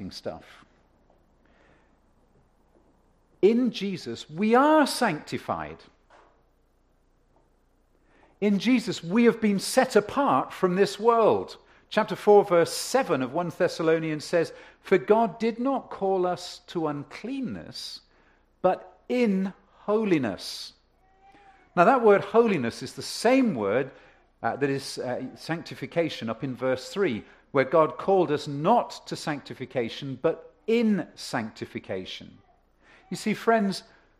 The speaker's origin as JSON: {"language": "English", "region": "England", "country": "United Kingdom", "also_born_or_lived": "Ontario", "moved": "yes", "lives_now": "Canada", "said": "I come from England"}